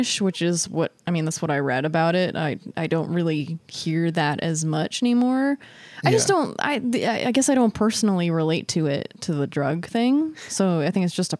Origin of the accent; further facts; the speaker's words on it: California, United States; I'm from California